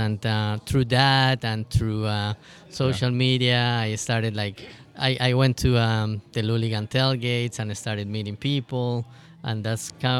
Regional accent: Manizales, Caldas, Colombia; also born or lived in Houston, United States; now in St. Louis, United States; Also supporting my hometown team, Once Caldas from Manizales

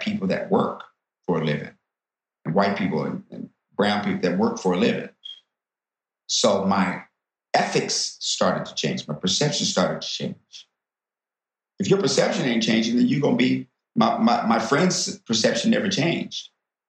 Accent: Washington, District of Columbia, United States; also born or lived in the Midwest / Maryland / the South; as I grew up in Washington, D.C. and Maryland, you know, I started to, you know, identify with being Black.

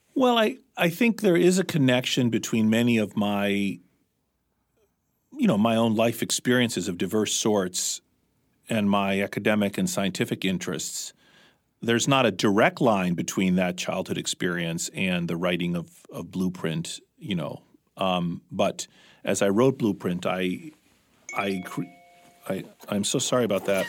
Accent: Washington, District of Columbia, United States; moved away as an adult; also born or lived in Mediterranean / Athens, Greece; now in New England, United States; We were by then growing up in Washington, D C

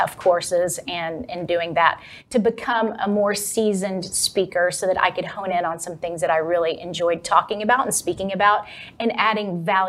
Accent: Texas, United States; accent: Texas; The second hardest thing, though, was getting rid of my Texas accent.

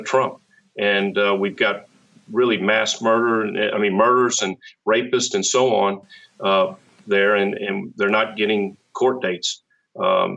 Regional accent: Louisiana, United States; now in Fulton County, United States; I'm from Louisiana

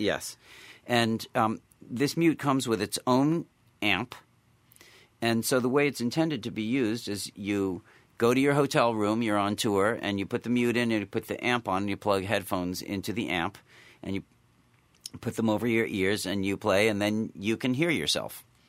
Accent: Williamstown, Massachusetts, United States; I grew up in Williamstown, Massachusetts

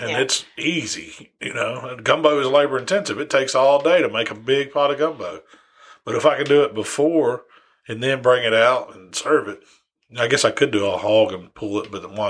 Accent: West Memphis, Arkansas, United States; I was born in West Memphis, which is like right across the river, but I got, you know, I'm from Arkansas, I guess you could say.

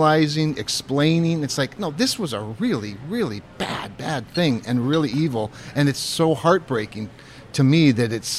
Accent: North Dakota, United States; growing up in North Dakota.

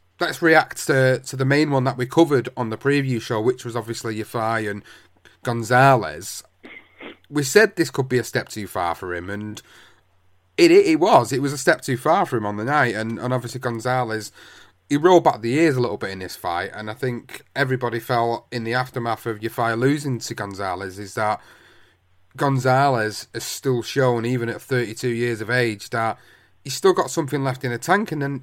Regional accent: United Kingdom; As a British fight fan

